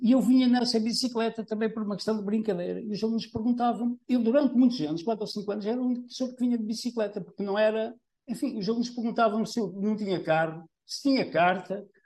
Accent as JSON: {"language": "Portuguese", "area": "Trás-os-Montes", "region": "Norte", "country": "Portugal", "moved": "as an adult", "lives_now": "Gafanha, Portugal", "said": "Eu não sou desta zona, portanto, a minha mulher é que é aqui da Gafanhas, é, eu sou do interior, de Trás Montes. Quando eu vim para aqui, isto aqui há trinta e dois anos"}